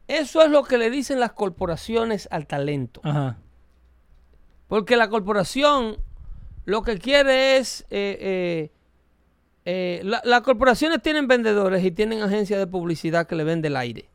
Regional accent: Dominican Republic; mi país, República Dominicana

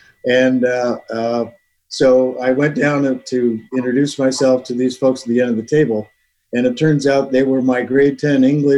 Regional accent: Wallaceburg, Ontario, Canada; I'm from Wallaceburg.

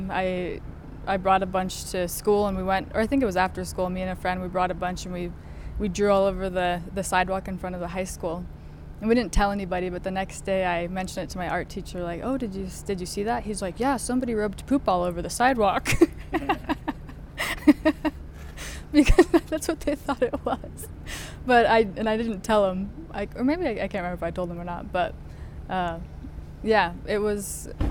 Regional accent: Denver, Colorado, United States; I grew up in Denver

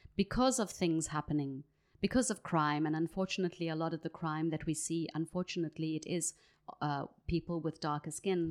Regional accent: Johannesburg, Gauteng, South Africa; accent: South African; moved away; I grew up in Johannesburg

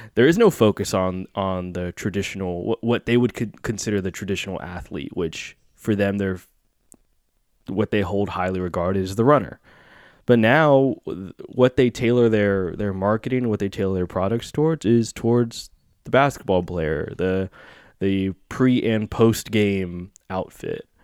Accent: Bay Area, California, United States; born and raised in the Bay Area

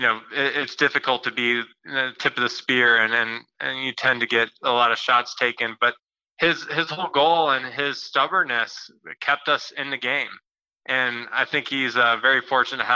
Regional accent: Iowa, United States; I grew up in Iowa

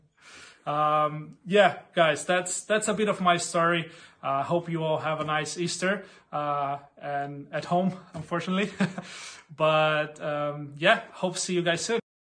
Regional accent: Brazil; moved away as an adult; now in Berlin, Germany; I'm actually from Brazil. Um, come to Berlin around two years ago with my wife, Catherine

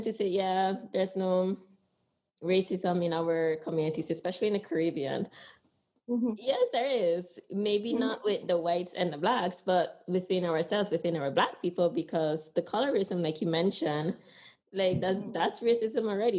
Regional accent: Honduras; now in Sint Maarten; I'm proud to say I'm from Honduras

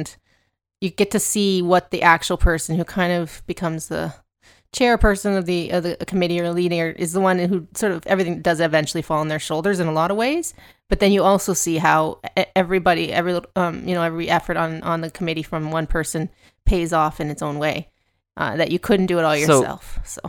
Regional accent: Canada; we are a lot smaller, of course, and we're Canadian

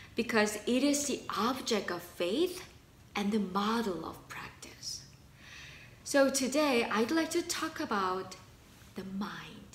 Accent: South Korea; moved away; I learned Korean. I was born in Korea.

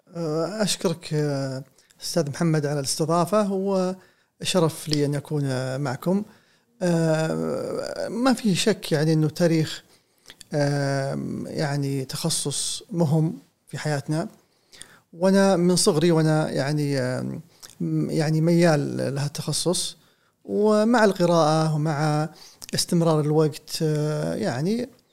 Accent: Saudi Arabia

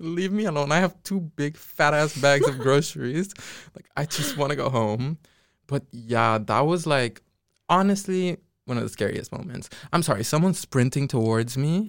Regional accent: Curaçao; now in Netherlands; I'm from Curacao. Nobody knows where that is. Um, but yeah, it's a Dutch island. in the Caribbean.

